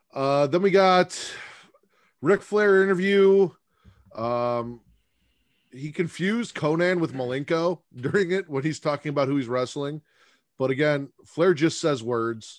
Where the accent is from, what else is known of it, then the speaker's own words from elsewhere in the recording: Chicago, Illinois, United States; I'm from Chicago